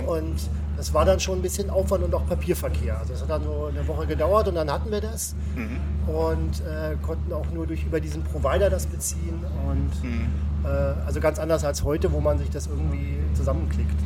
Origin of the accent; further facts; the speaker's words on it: West Germany, Germany; moved away; ich komme aus dem Westen